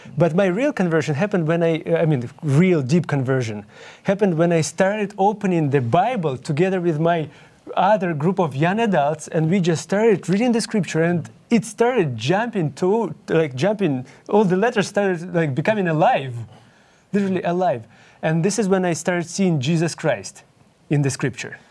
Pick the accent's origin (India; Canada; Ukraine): Ukraine; English is a second language; moved away; I'm originally from Ukraine, and that's why you can hear my accent.